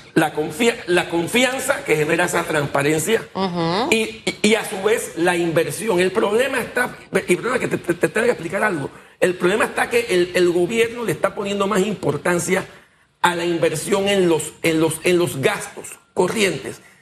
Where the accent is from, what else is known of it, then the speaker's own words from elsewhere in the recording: Panama; los panameños somos un poco apáticos